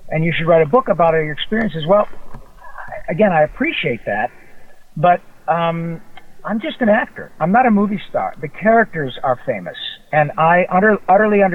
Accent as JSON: {"language": "English", "town": "Grand Blanc", "region": "Michigan", "country": "United States", "tie": "born or raised there", "also_born_or_lived": "Detroit, Michigan / Flint, Michigan", "moved": "as an adult", "lives_now": "Los Angeles, United States", "said": "I was born in Detroit, reared around that area, and went to high school in a small town south of Flint called Grand Blanc"}